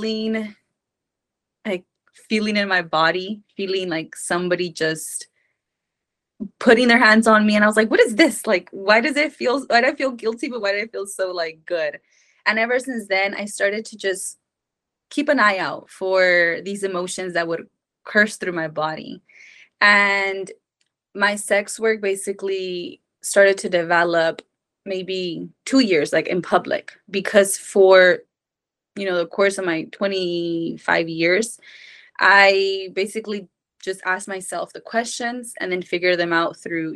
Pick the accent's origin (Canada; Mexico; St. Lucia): Mexico; I was born and raised in Mexico.